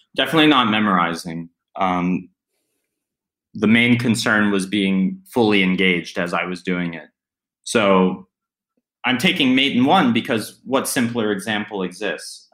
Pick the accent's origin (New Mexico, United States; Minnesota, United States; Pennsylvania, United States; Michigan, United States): Pennsylvania, United States; Pittsburgh; I grew up in Pittsburgh, which had a decent chess scene